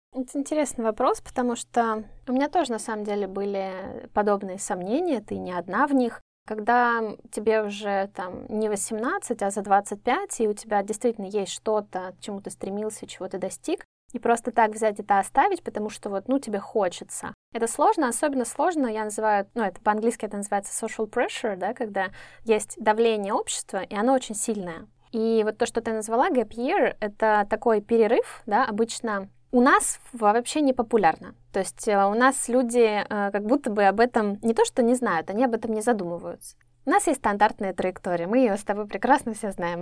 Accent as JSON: {"language": "Russian", "country": "Russia", "said": "мы, да, люди из России"}